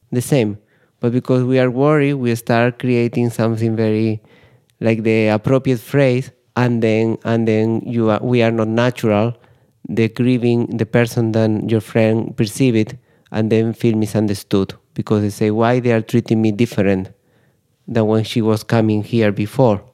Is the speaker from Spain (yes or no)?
yes; Spain; I'm from Spain